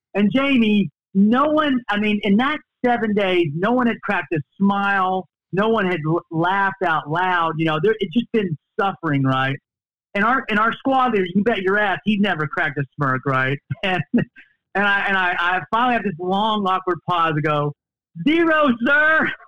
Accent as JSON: {"language": "English", "region": "Texas", "country": "United States", "tie": "born or raised there", "said": "growing up in Texas"}